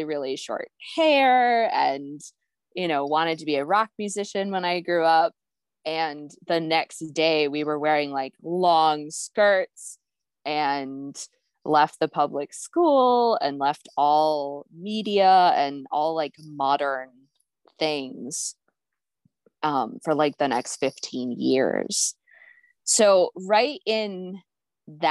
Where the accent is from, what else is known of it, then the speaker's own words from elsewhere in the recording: Ohio, United States; I was raised in Ohio